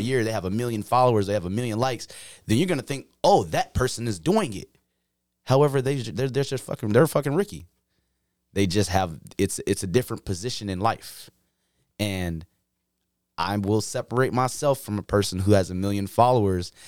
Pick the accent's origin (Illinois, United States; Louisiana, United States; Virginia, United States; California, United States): Illinois, United States; Chicago; moved away as an adult; now in Iowa, United States; I was born and raised in Chicago